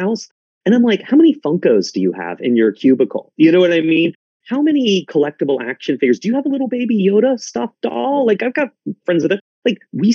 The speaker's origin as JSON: {"language": "English", "region": "South Carolina", "country": "United States", "tie": "born or raised there", "said": "I grew up in South Carolina"}